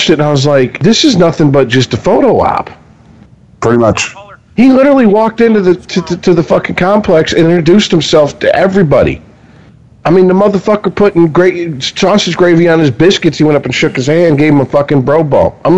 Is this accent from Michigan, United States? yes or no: yes; Detroit, Michigan, United States; I was raised. I was, I was raised in Southeast Detroit, so the middle of the Detroit River.